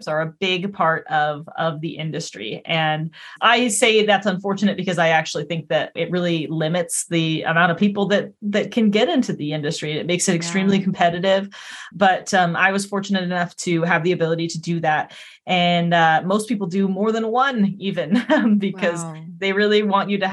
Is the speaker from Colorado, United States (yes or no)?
yes; Colorado, United States; moved away as an adult; also born or lived in Vancouver, British Columbia; now in East Coast, United States; I was born in Colorado